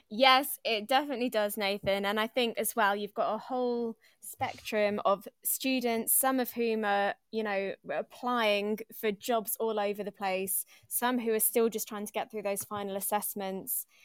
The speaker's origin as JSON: {"language": "English", "town": "Longtown", "region": "West Midlands", "country": "United Kingdom", "tie": "born or raised there", "also_born_or_lived": "Liverpool area (Edge Hill University)", "moved": "as an adult", "lives_now": "London, United Kingdom", "said": "I grew up in Longtown."}